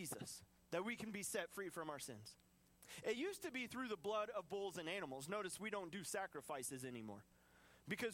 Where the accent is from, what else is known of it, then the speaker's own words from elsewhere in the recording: United States; I'm an American